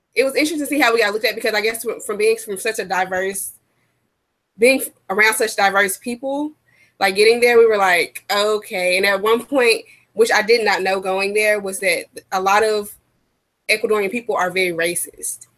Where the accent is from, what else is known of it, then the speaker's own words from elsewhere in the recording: United States; we're from America